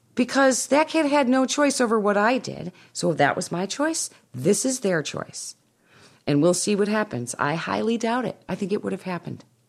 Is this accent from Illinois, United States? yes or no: yes; Winnetka, Illinois, United States; moved away; I am speaking in my hometown